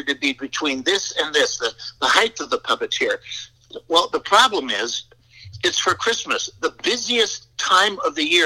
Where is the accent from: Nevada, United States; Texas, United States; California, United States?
California, United States; Southern; moved away as an adult; also born or lived in Minnesota / Oakland, California; now in Colorado, United States; we moved from Minnesota to Southern California just before I started kindergarten